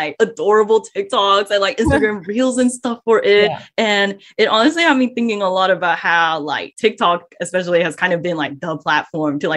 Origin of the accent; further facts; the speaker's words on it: Malaysia; now in Melbourne, Australia; we are a radio show here that is based in Melbourne, and I'm Malaysian as well